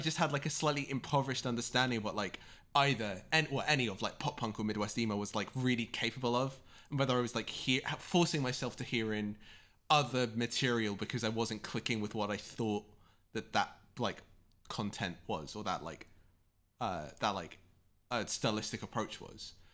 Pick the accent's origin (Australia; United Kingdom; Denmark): United Kingdom; both being British